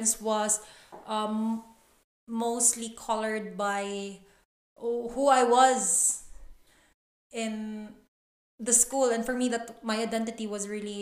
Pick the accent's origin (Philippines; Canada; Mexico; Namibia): Philippines; Cebu City, Central Visayas; I grew up here in Cebu